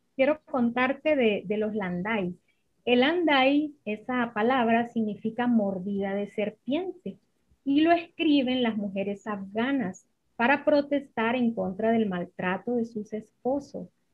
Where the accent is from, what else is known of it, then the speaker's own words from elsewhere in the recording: Jutiquile, Olancho, Honduras; also born or lived in Comayagua, Honduras; Mi pueblito es un pueblo muy pequeño del centro de Honduras, se llama Juterique.